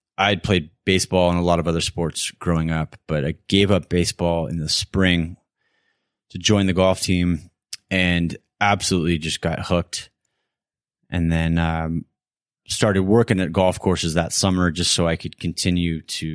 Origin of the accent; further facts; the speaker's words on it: West Coast of the United States, United States; Growing up on the West Coast of the States